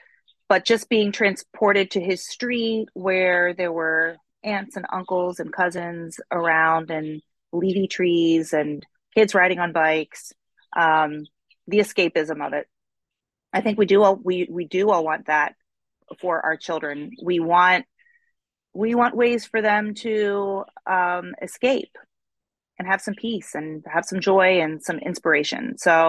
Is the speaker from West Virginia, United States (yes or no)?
no; Baltimore, Maryland, United States; And we, as Baltimoreans, however you want to say it, like we take great pride in our city. We love it here. Maryland is a wonderful place to live.